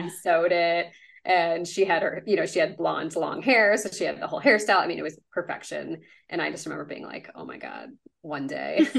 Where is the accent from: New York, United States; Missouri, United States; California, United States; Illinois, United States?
Illinois, United States; Chicago suburbs; I grew up in the Chicago suburbs.